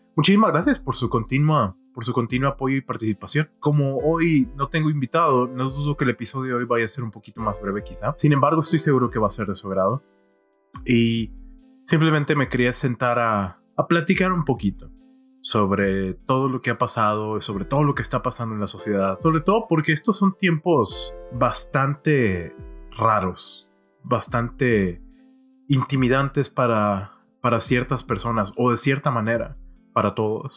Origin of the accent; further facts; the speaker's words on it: Monterrey, Nuevo León, Mexico; creciendo en mi ciudad natal de Monterrey